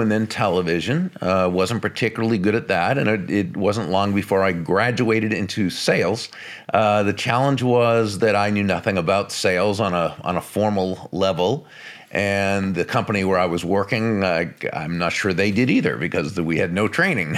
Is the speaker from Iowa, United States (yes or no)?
no; Massachusetts, United States; now in Florida, United States; I grew up in Massachusetts in the northeastern United States.